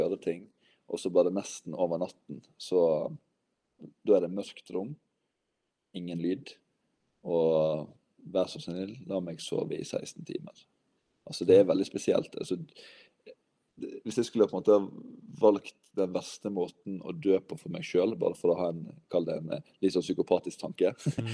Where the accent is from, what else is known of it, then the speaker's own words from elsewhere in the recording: Western Norway, Norway; accent: vestlandsk (Western Norwegian); jeg prater vestlandsk.